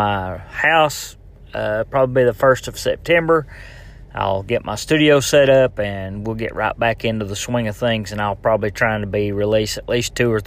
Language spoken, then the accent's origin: English; Tennessee, United States; Tennessee, all right, my home state